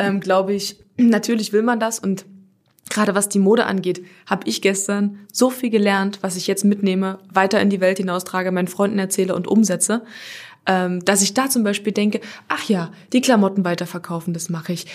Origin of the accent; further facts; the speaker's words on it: Halle, Saxony-Anhalt, Germany; ich komme aus Halle